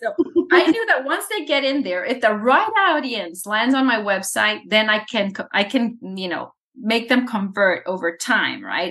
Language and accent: English; El Salvador; moved away; I was born in El Salvador